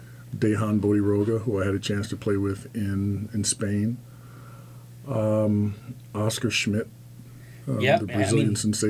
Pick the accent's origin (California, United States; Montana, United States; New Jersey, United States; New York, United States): New Jersey, United States; Atlantic City; I've had the fortune of growing up in Atlantic City, which is very close to Philadelphia.